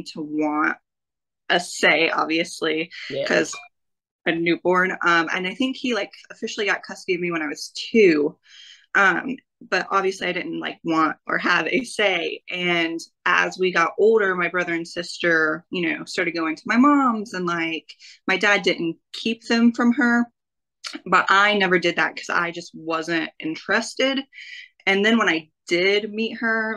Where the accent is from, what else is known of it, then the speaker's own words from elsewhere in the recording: Greenville, South Carolina, United States; I grew up in Greenville, South Carolina, which is maybe like 45 minutes outside of Asheville